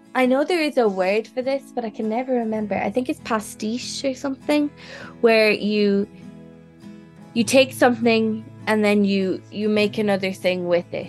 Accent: Ireland; I'm an Irish person

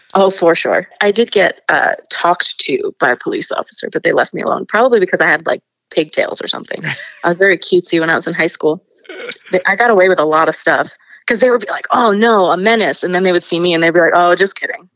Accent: New York City, New York, United States; I'm from Queens. I, I grew up in Astoria.

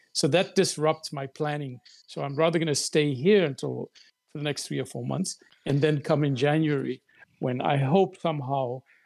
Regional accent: South Africa; also born or lived in Cape Town; I'm a South African columnist and a writer, an occasional academic. Um, I'm from the Malay community in South Africa and based in Cape Town

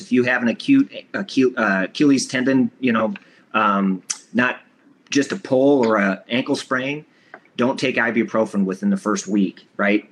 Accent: Iowa, United States; I'm from Iowa

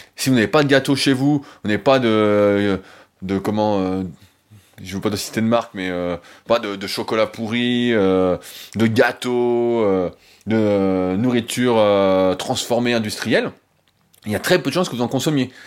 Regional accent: France; en tant que bon français

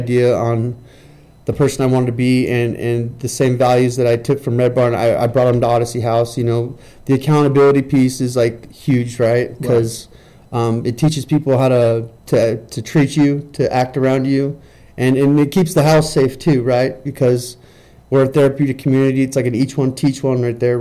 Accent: California, United States; now in Utah, United States; I'm from California. I'm not from Utah

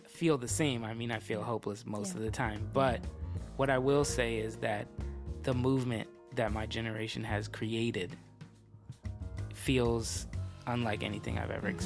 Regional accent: Berkeley, California, United States; growing up in the Bay Area

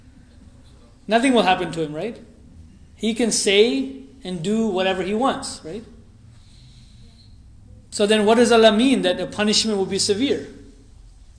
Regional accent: United States; We are Americans, we are American Muslims, we're American Ahmadi Muslims

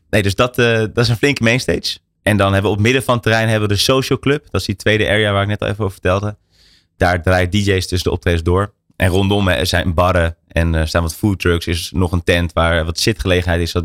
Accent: Hilversum, North Holland, Netherlands; born or raised there; also born or lived in Amsterdam

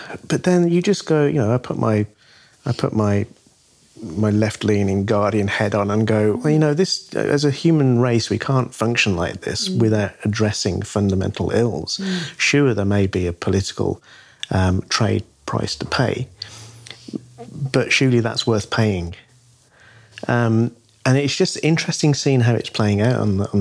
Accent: United Kingdom; being British

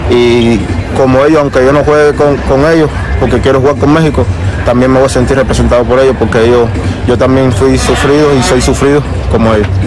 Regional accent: Cuba; moved away; soy también un cubano que se escapó de la isla

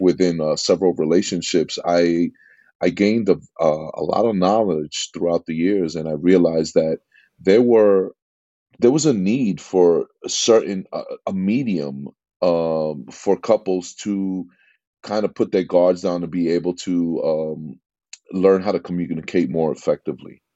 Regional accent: New York City, New York, United States; accent: East Coast; moved away as an adult; also born or lived in Jackson Heights, Queens; now in Laguna Niguel, United States; I'm from New York, uh, born and raised in, uh, in Corona, Queens

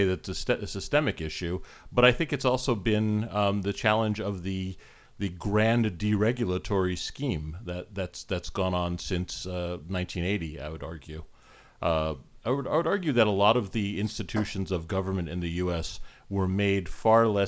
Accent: United States; now in Canada; I was born and raised in the US

